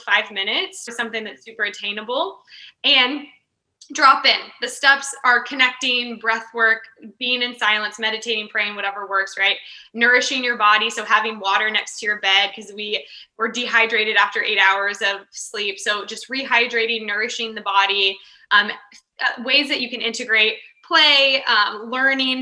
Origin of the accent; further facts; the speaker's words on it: Kansas, United States; moved away as an adult; also born or lived in California; I grew up in Kansas, and honestly, there isn't much else to do in Kansas